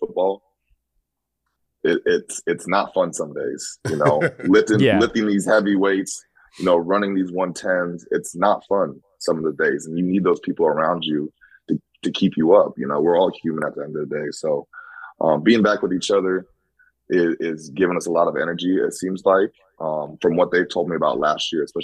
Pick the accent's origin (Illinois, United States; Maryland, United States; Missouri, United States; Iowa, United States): Iowa, United States; Des Moines; moved away as an adult; also born or lived in Green Bay, Wisconsin; now in New York City, United States; I'm from Iowa, kind of grew up small town, also in the city, Des Moines.